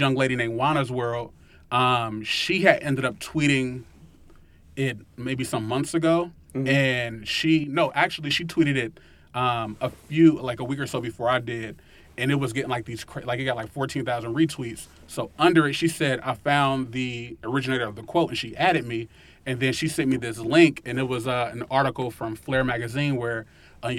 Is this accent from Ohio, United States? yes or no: yes; Cincinnati, Ohio, United States; me growing up in Winton Terrace and me growing up in low income areas